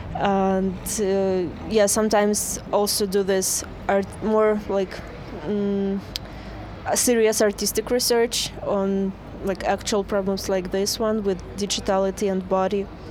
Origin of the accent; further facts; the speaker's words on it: Saint Petersburg, Russia; I am from Russia, St. Petersburg.